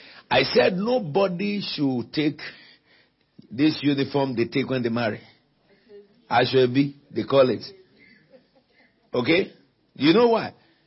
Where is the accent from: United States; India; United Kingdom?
United Kingdom; I'm not an African. I'm not a Caribbean. I'm Brexit. I'm British.